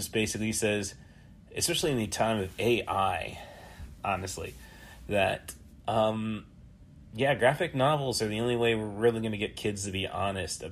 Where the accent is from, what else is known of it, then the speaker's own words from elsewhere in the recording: Morton, United States; my hometown of Morton